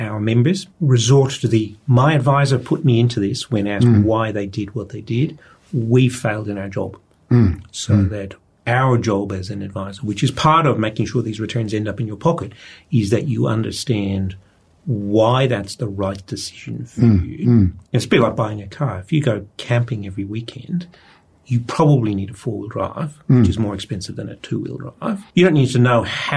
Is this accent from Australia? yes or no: yes; Australia